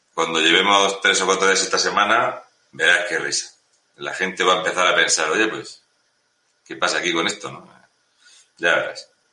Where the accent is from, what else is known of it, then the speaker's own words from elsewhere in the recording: Murcia, Region of Murcia, Spain; yo soy de Murcia